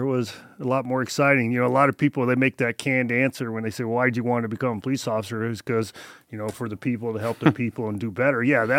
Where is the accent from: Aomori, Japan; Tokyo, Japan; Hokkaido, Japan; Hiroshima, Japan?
Aomori, Japan; Misawa; born there; also born or lived in Europe / Las Vegas; So I was born in Misawa, Japan. A lot of people don't know that. My dad was in the Air Force there, obviously stationed in Misawa.